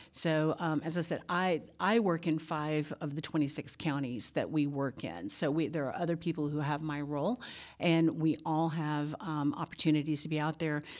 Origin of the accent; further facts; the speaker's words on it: Louisiana, United States; moved away as an adult; now in Georgia, United States; I grew up in Louisiana